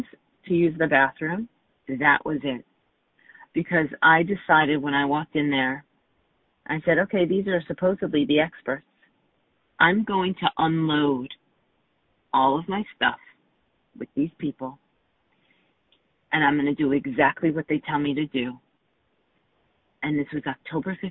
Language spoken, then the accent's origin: English; New York, United States; I grew up in New York